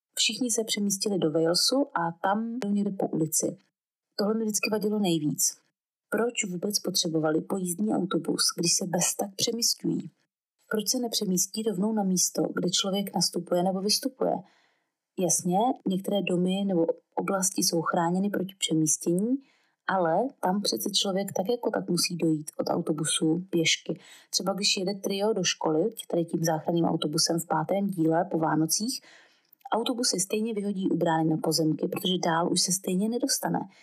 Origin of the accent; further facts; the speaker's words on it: Brno, South Moravian Region, Czechia; jakožto rodilá Brňačka, s osmi generací Brňáků